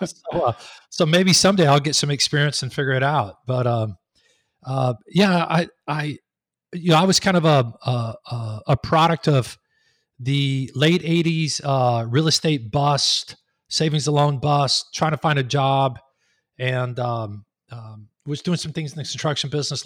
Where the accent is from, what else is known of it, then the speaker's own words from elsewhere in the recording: Texas, United States; moved away as an adult; also born or lived in Raleigh-Durham, North Carolina; now in Raleigh, United States; I'm from Texas, but we moved up here three and a half years ago